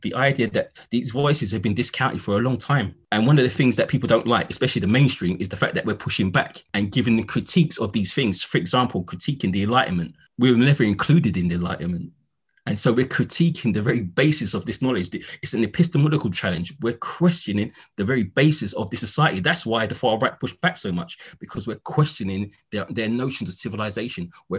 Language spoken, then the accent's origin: English; London, United Kingdom; But I'm a Londoner, so I didn't really find that university vibe, you get me?